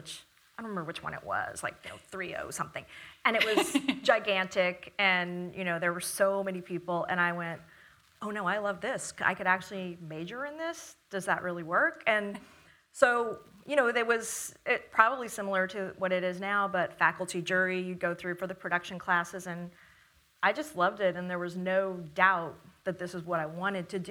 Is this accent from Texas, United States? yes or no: yes; Dallas, Texas, United States; moved away as an adult; also born or lived in Los Angeles; I was from Dallas, and I'd worked at a commercial production company and all that.